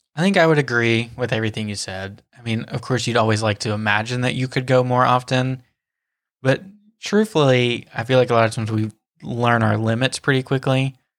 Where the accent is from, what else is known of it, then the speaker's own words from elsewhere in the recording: Tennessee, United States; moved away as an adult; now in Florida, United States; me being from Tennessee, like born and raised in Tennessee